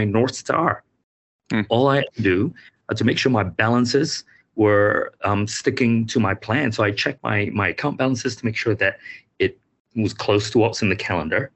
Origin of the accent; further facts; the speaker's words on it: Malaysia; now in New Zealand; I grew up in Malaysia